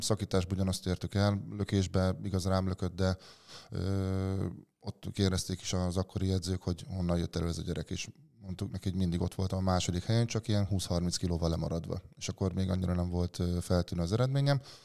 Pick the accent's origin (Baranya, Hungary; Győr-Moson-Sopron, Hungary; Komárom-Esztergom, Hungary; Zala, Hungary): Komárom-Esztergom, Hungary; Réde; egy kis faluban rédéről származom, ott az iskolai focin kívül mással nem tudott megismerkedni nagyon az ember